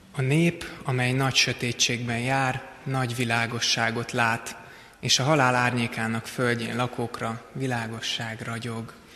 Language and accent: Hungarian; Szigetszentmiklós, Pest, Hungary; Sziget-Szent Miklóson készült, ahol én felnőttem